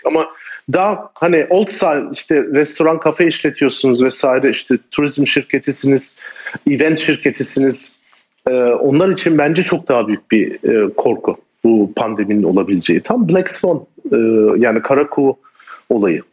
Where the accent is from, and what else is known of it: Turkey